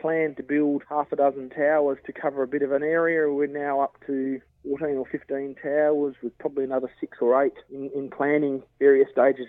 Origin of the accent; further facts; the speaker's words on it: Burra, South Australia, Australia; I'm from Burra in South Australia.